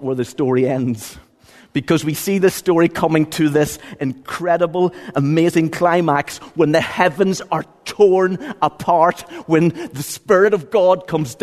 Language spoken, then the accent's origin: English; Ballygawley, Northern Ireland, United Kingdom; I'm from County Tyrone